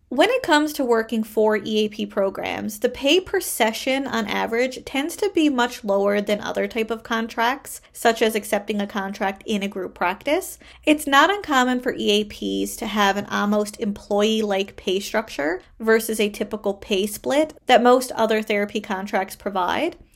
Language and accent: English; Canada; I am a Canadian social worker